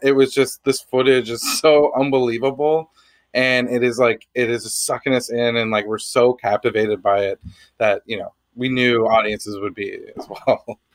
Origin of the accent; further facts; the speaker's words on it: Canada; being Canadian